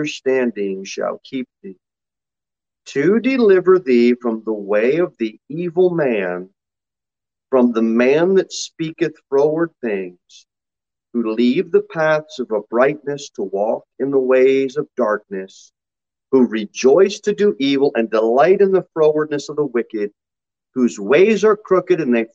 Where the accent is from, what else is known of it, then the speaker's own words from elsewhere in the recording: United States; We are Americans, and we are American Christians